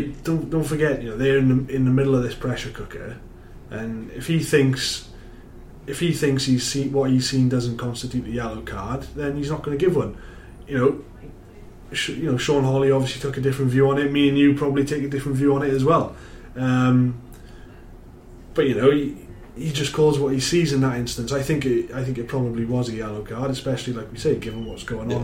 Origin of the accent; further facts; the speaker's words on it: Wales, United Kingdom; I'm from Wales